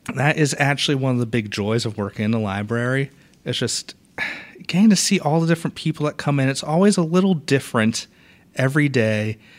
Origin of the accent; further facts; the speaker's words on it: Boston, Massachusetts, United States; moved away as an adult; also born or lived in Valdosta, Georgia; now in Port Orange, United States; I was born and raised in Boston, Massachusetts